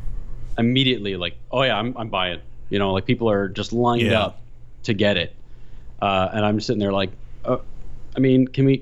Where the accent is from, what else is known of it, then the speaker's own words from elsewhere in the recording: Ontario, Canada; I'm from Ontario.